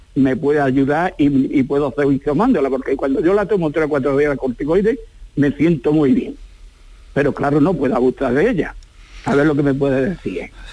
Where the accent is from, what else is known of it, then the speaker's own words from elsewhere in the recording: Granada, Andalusia, Spain; now in Germany; Yo soy de, Granada, de Granada, Granada